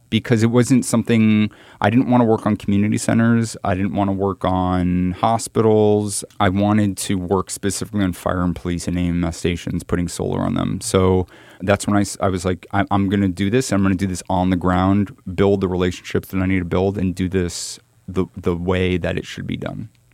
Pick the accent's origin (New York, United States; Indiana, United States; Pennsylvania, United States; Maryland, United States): New York, United States; I'm very close to growing up in New York